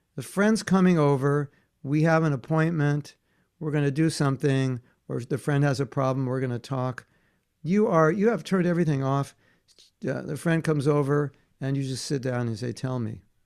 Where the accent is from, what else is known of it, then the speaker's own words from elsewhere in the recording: near Hollywood, California, United States; I grew up near Hollywood